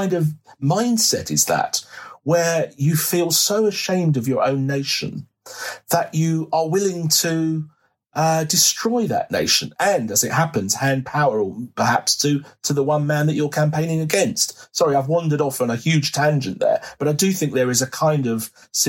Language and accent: English; United Kingdom; there is this embarrassment about being British, as if somehow we have something to be ashamed of because our ancestors did things that we are indeed now ashamed of.